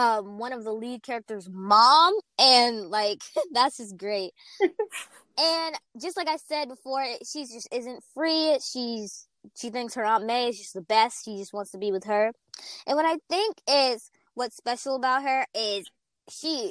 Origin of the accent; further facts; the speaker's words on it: Fort Worth, Texas, United States; my hometown, Fort Worth, Texas